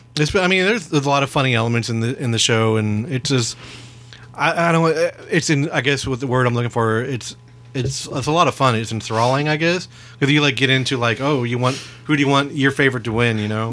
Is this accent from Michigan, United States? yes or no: no; Texas, United States; We're from Texas.